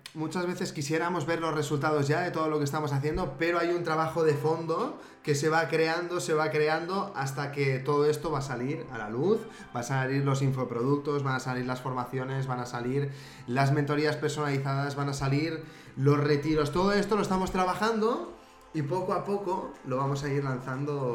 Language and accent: Spanish; Spain; es mi pueblo